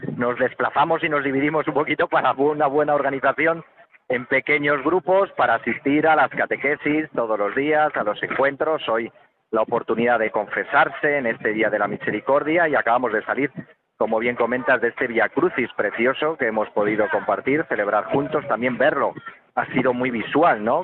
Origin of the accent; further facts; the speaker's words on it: San Sebastián de los Reyes, Community of Madrid, Spain; Yo soy de Madrid, de San Sebastián de los Reyes